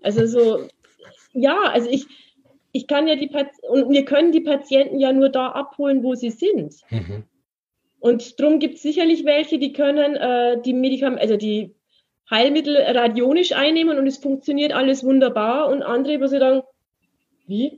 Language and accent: German; Munich, Bavaria, Germany; ich komme ja aus München, äh, ich habe 15 Jahre in München gewohnt